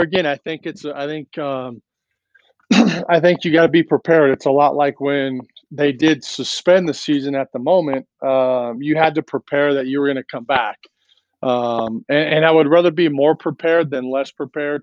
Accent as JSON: {"language": "English", "town": "Lakewood", "region": "California", "country": "United States", "tie": "born or raised there", "moved": "yes", "lives_now": "Nevada, United States", "said": "I grew up in Lakewood"}